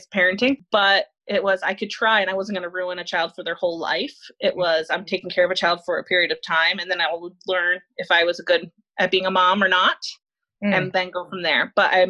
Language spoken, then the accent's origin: English; New York, United States; moved away as an adult; now in Indiana, United States; So I'm from New York. My husband's from Connecticut. He moved to upstate New York for college. He went to RPI there.